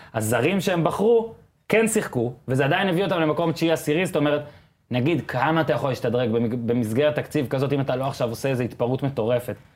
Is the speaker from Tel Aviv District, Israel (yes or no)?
no; Northern District, Israel; אני גם גדלתי בצפון